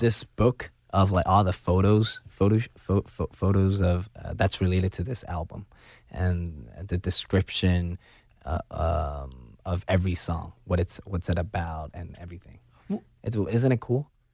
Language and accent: English; Hong Kong; I'm born and raised in China, Hong Kong, China